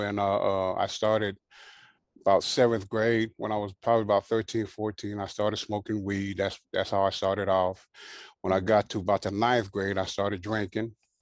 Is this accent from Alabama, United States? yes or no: no; Carson, California, United States; also born or lived in Hawaii; my mom and dad ended up getting a house in Carson. And so that's where I grew up at.